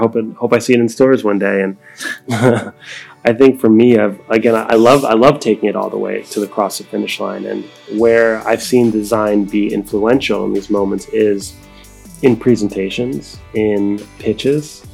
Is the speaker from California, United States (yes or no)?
no; New York, United States; I am from New York originally